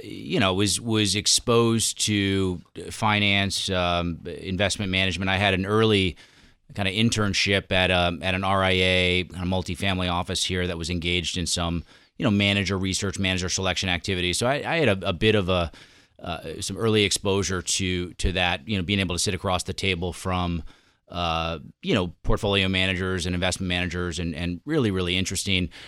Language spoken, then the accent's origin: English; New York, United States; moved away as an adult; also born or lived in Southern California; as a New Yorker